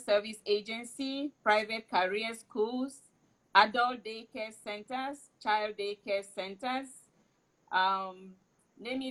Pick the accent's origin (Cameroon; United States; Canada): Cameroon; moved away; I am from Cameroon